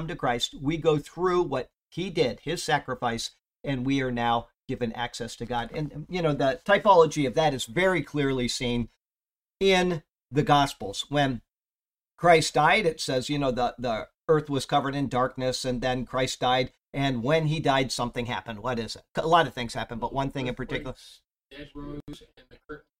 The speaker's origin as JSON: {"language": "English", "town": "Siesta Key", "region": "Florida", "country": "United States", "tie": "born or raised there", "said": "Growing up on Siesta Key, the south end of the Key, there were at any time maybe five children"}